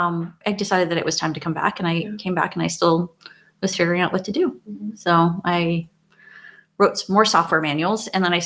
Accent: Hawaii, United States; moved away as an adult; also born or lived in Portland, Oregon; I grew up in Hawaii.

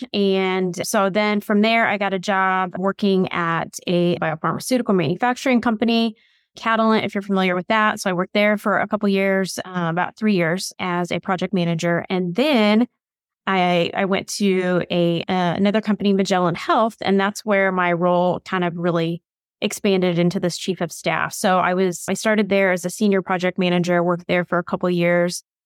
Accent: Bloomington, Indiana, United States; I grew up in Indiana. I'm in Bloomington.

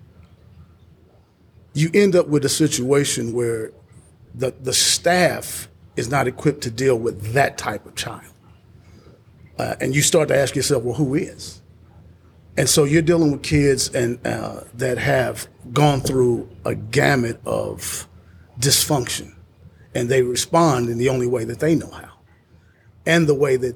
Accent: Indianapolis, Indiana, United States; now in Columbus, United States; I'm originally from Indianapolis

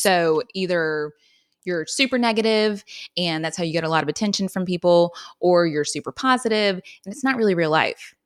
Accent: Wilmington, North Carolina, United States; I'm from Wilmington, like you mentioned, and then I stayed and went to U N C

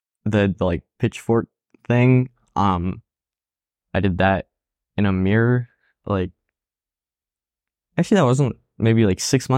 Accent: France; moved away; also born or lived in Spain; I immigrated from France too, so

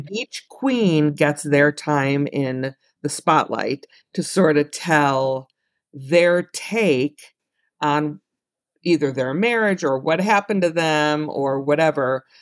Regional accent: Chicago, Illinois, United States; I'm from Chicago

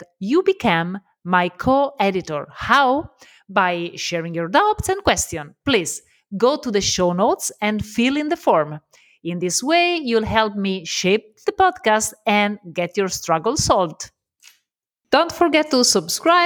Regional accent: Italy; accent: Italian; English is a second language; I'm Italian, so love my accent

